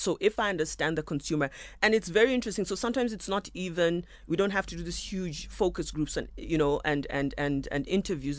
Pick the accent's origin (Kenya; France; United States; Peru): Kenya; moved away as an adult; also born or lived in South Africa; now in Nairobi, Kenya; I'm born and bred in Kenya